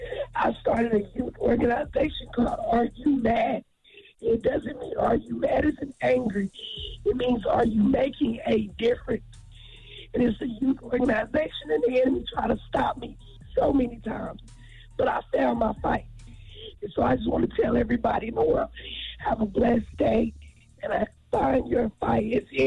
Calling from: Tulsa, Oklahoma, United States; This is …, and I'm from Tulsa, Oklahoma.

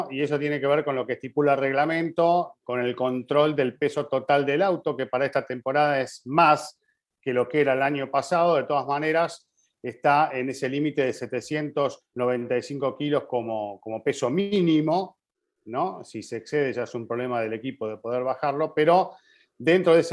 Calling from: Monterrey, Nuevo León, Mexico; soy de Monterrey, Nuevo León, México

